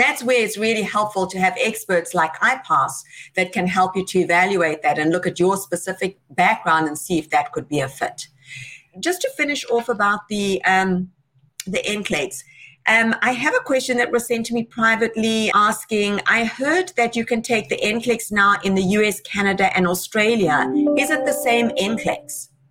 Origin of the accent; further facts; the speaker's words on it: South Africa; South Africa, my home country